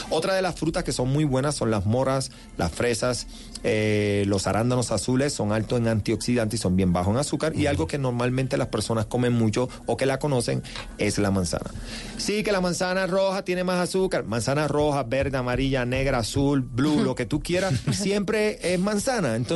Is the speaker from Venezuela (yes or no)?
no; Ponce, Puerto Rico; Yo soy de Ponce, Puerto Rico.